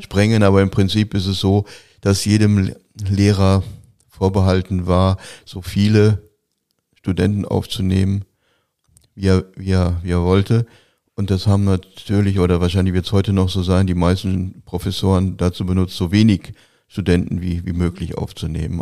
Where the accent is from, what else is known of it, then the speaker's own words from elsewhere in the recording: Gelsenkirchen, North Rhine-Westphalia, Germany; Ich komme aus Gelsenkirchen, ich komme aus einer Arbeiterfamilie